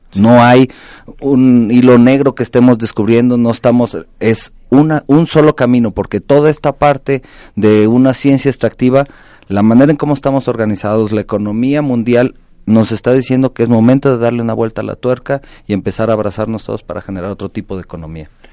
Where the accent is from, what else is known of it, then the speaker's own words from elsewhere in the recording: Mexico; nos define como mexicanos